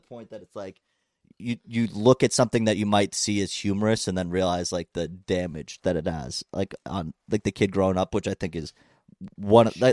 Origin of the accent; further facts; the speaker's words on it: Plymouth, Massachusetts, United States; my hometown in Plymouth